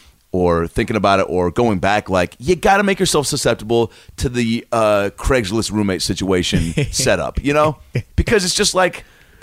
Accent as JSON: {"language": "English", "town": "Seattle", "region": "Washington", "country": "United States", "tie": "born or raised there", "also_born_or_lived": "Los Angeles", "moved": "as an adult", "lives_now": "New York, United States", "said": "I grew up in Seattle with Ken Griffey Jr."}